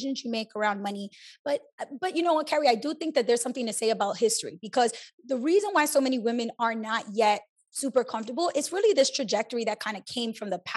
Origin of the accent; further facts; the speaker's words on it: New York City, New York, United States; I grew up in New York City